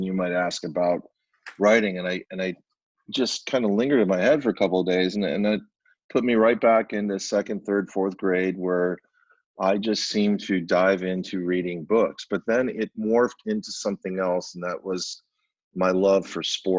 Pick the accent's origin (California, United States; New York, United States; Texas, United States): New York, United States; Rochester; now in Arizona, United States; We had two papers in my hometown of Rochester, New York